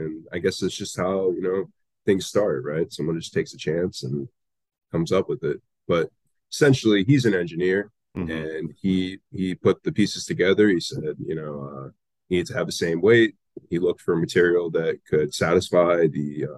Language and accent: English; Boca Raton, Florida, United States; We're from the Boca Raton area too.